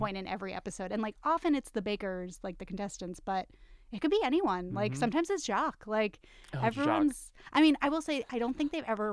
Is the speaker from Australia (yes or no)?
no; Massachusetts, United States; I'm from Massachusetts.